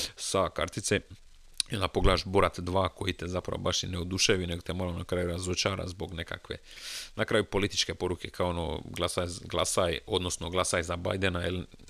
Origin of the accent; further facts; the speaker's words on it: Croatia; kao pravi Hrvat